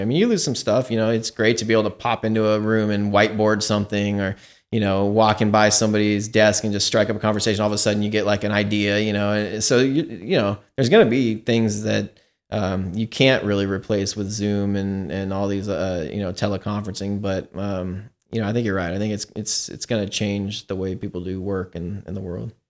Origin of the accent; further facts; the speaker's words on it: Seattle, Washington, United States; now in Livermore, United States; I grew up in Seattle, in Washington State